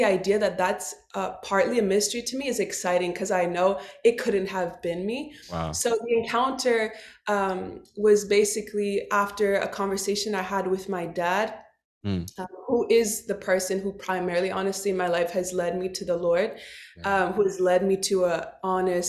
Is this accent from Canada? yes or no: yes; Montreal, Quebec, Canada; also born or lived in Dallas, Texas; I was born and raised in Montreal, Quebec. So I'm Canadian.